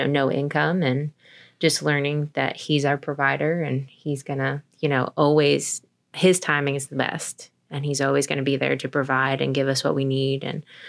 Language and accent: English; Pennsylvania, United States; moved away as an adult; now in Winchester, United States; I'm from Pennsylvania